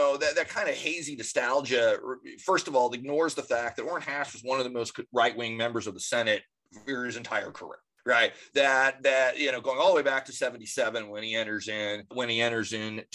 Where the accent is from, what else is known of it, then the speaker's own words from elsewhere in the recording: the West, United States; I'm from the West